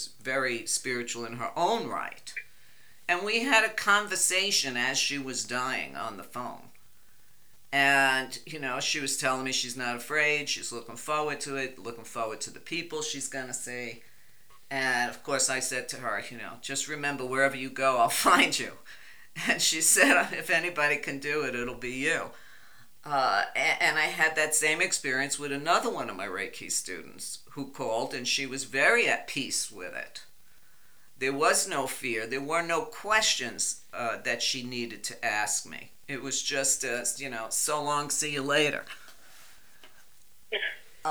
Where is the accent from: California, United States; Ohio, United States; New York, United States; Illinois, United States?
New York, United States; New York City; I grew up in Brooklyn